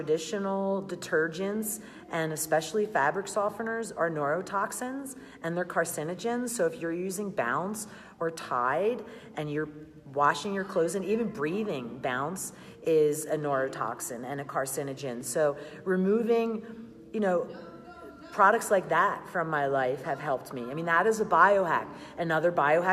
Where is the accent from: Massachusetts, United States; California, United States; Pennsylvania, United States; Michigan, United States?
Pennsylvania, United States; Philadelphia; I'm from Philly